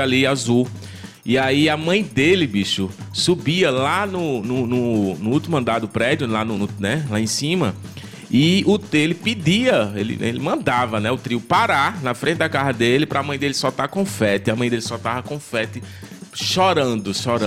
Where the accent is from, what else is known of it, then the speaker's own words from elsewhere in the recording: Serra Talhada, Pernambuco, Brazil; also born or lived in Recife; now in Vitória de Santo Antão, Brazil; Serra Talhada, que é minha cidade natal, terra de Lampião, sou cabra macho